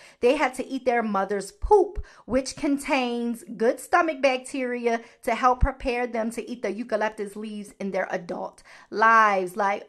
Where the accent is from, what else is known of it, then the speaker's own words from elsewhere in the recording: Baltimore, Maryland, United States; Y'all know I'm from Baltimore, honey. I say certain words differently than, you know, a lot of people in America.